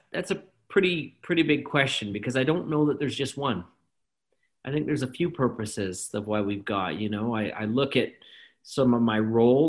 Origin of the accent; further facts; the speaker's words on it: Calgary, Alberta, Canada; I was raised in Calgary, Alberta, Canada